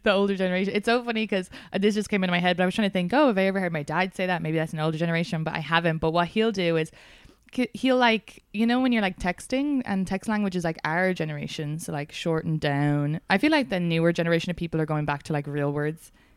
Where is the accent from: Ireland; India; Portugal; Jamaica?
Ireland; now in United States; as a Irish immigrant